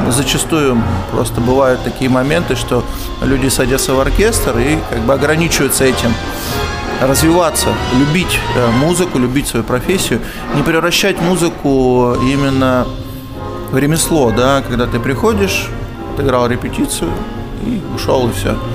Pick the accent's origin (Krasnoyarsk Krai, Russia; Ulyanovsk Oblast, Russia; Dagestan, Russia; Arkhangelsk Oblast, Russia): Krasnoyarsk Krai, Russia; Krasnoyarsk; Да, из Красноярска.